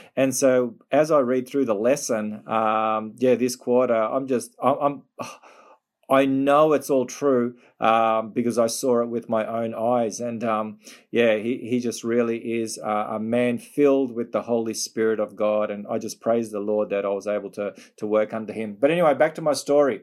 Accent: Melbourne, Victoria, Australia; Melbourne, my hometown.

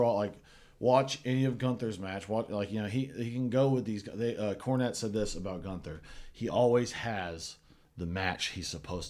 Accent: Tennessee, United States; We're both from Tennessee.

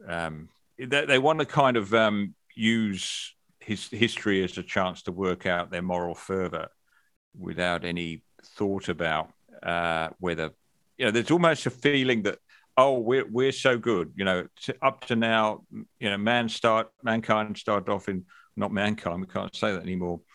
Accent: England, United Kingdom; now in Australia; I grew up in England

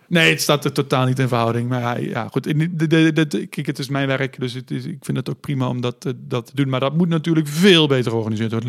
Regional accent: Netherlands; als samenleving, als Nederlanders

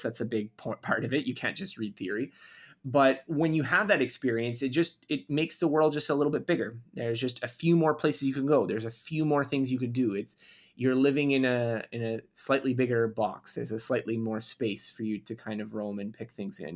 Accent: Canada; I'm Canadian, so we did do a little bit of French instruction in school

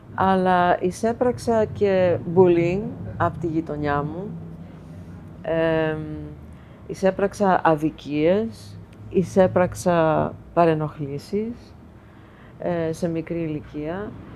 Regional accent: New York City, New York, United States; moved away as an adult; now in Greece; εγώ μεγάλωσα στην Αστόρια της Νέας Υόρκης που ήταν η ελληνική συνοικία.

